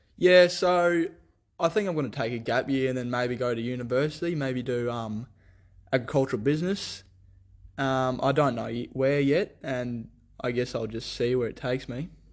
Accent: Theodore, Queensland, Australia; also born or lived in France; I was born in Theodore

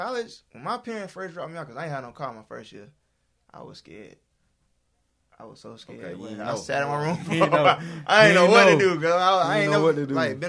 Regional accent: Auburn, Alabama, United States; I'm from Auburn, Alabama.

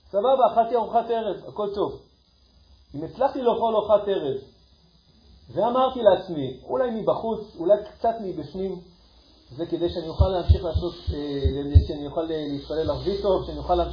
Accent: Ashkelon, Southern District, Israel; אני גדלתי באשקלון

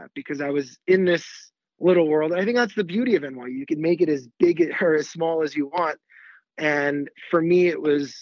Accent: Great Neck, New York, United States; I'm from Great Neck, which isn't too far from the city

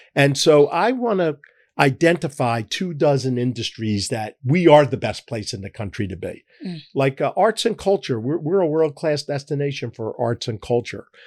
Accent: Philadelphia, Pennsylvania, United States; I'm a Philadelphian. I was born here

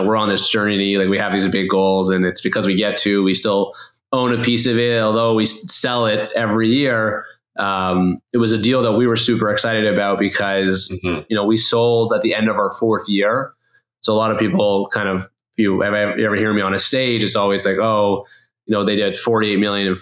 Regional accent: Toronto, Ontario, Canada; I'm born and raised in Toronto.

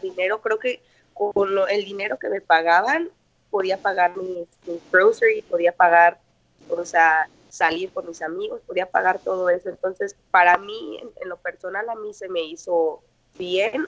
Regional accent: Morelia, Michoacán, Mexico; moved away as an adult; now in Ho Chi Minh City, Vietnam; soy mexicana de Morelia, Michoacán

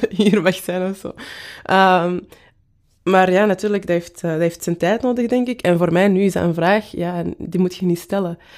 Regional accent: Antwerp, Belgium; accent: Antwerp; Ehm, en ik ben van Kiel. Dus toen dat zij mij vroeg, waar, waar komt jij vandaan? Dacht ik van, ah ja, ze heeft mijn Antwerps accent gehoord ofzo

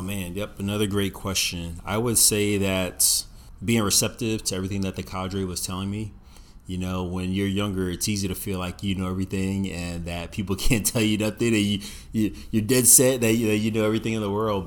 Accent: Virginia Beach, Virginia, United States; I grew up in Virginia Beach, seeing Navy F fourteen, Tomcats, and F eighteen Hornets flying around all the time

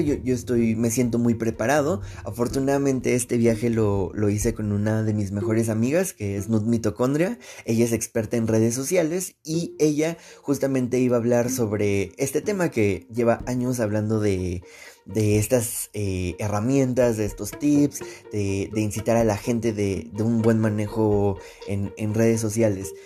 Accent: Mexico; nosotros eh, como mexicanos

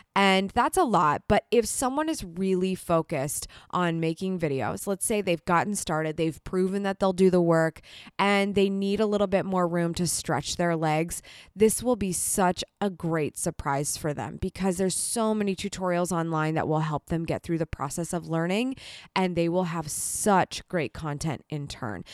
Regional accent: Columbus, Ohio, United States; coming to you from my hometown of Columbus, Ohio, in the United States

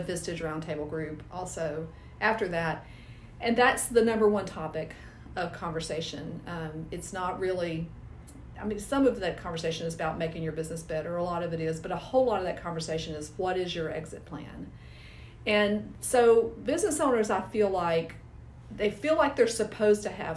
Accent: Nashville, Tennessee, United States; I'm from Nashville, almost originally. We moved here when I was 5 years old, so I consider myself a native

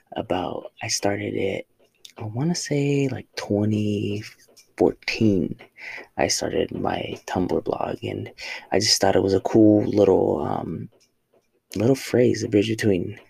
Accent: Oxnard, California, United States; moved away as an adult; now in El Paso, United States; I am from Oxnard, California, uh, Southern California.

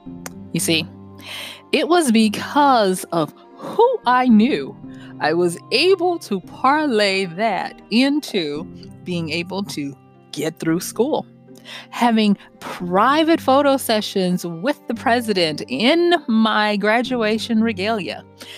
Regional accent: Louisiana, United States; I'm from North Louisiana.

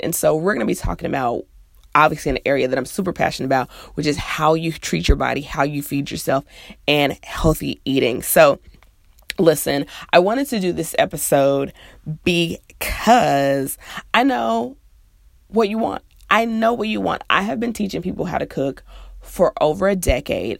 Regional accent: Midwest, United States; now in the South, United States; I'm from the Midwest, it's pop, and I live in the South, so it's soda.

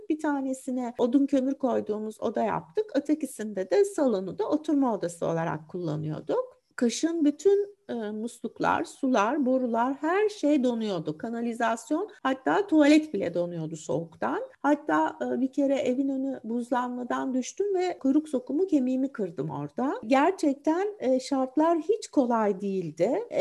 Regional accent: Istanbul, Turkey; İstanbul'da doğdum, büyüdüm.

